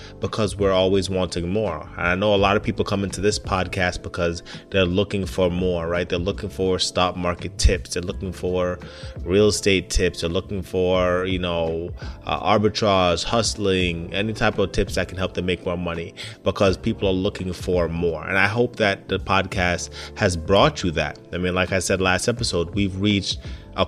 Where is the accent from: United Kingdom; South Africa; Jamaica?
Jamaica; now in United States; Now, I grew up in Jamaica, or at least I was born in Jamaica and stayed there for some time